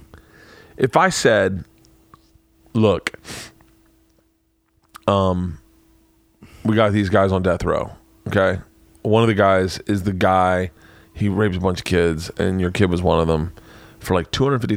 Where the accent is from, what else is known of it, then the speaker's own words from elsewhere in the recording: Tampa, Florida, United States; I grew up in Tampa